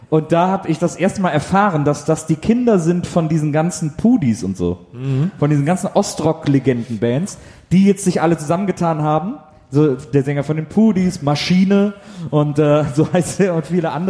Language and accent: German; Cologne, North Rhine-Westphalia, Germany; Ich bin Kölner.